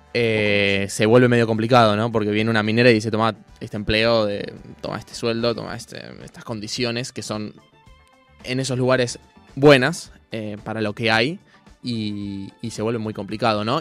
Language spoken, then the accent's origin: Spanish; Buenos Aires, Argentina; yo que soy de Buenos Aires